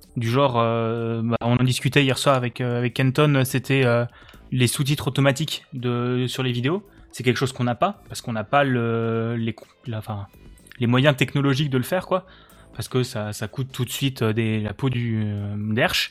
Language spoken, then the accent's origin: French; Alsace, Grand Est, France; je suis euh, euh, alsacien.